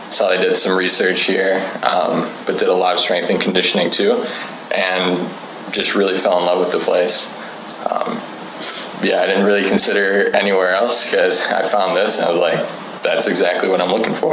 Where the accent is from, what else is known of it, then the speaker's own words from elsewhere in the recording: Wisconsin, United States; I am from Wisconsin. I go to the University of Wisconsin La Crosse.